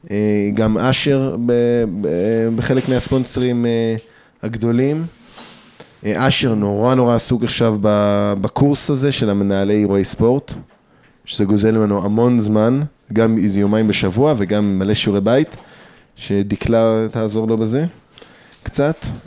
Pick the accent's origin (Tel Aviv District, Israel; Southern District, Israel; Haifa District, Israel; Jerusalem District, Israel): Jerusalem District, Israel; Jerusalem; רק אני ירושלמי, אחרים לא, מירושלמים, אבל הם מהר אדר, ממעלה אדומים